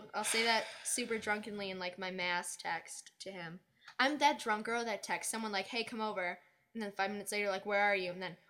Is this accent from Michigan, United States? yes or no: yes; Farmington Hills, Michigan, United States; Farmington Hills?